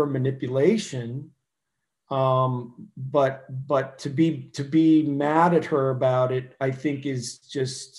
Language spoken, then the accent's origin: English; Ohio, United States; I'm a hillbilly from Ohio